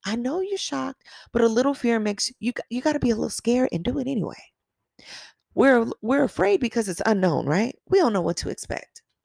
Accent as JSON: {"language": "English", "town": "Long Beach", "region": "California", "country": "United States", "tie": "born or raised there", "said": "I grew up in Long Beach"}